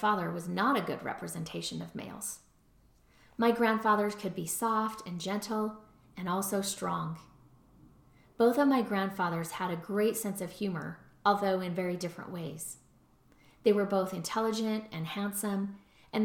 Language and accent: English; Utah, United States; also born or lived in Baton Rouge, Louisiana